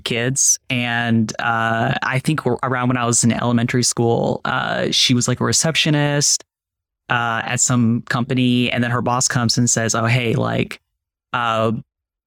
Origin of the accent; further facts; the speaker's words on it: Fredericksburg, Virginia, United States; also born or lived in Richmond, Virginia; I moved from Fredericksburg to Richmond